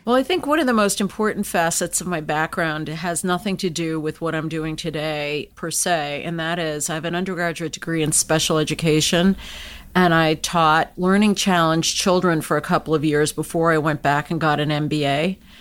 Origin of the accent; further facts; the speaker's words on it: United States; I was born and raised in the United States.